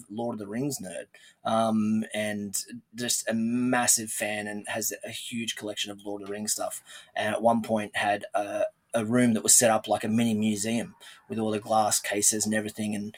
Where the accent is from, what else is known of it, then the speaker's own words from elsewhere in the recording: Australia; accent: Australian; as most people would know and probably tell from the accent, I'm from Australia